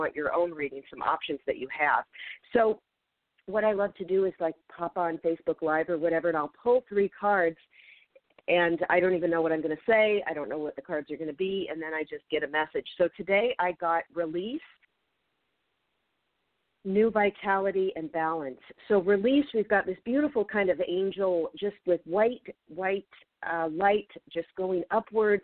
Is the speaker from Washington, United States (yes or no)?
yes; Federal Way, Washington, United States; moved away; I grew up in Federal Way, Washington, between Seattle and Tacoma